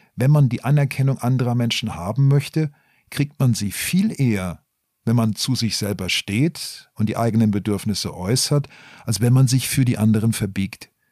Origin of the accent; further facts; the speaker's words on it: Black Forest, Baden-Württemberg, Germany; ich komme eigentlich aus dem Schwarzwald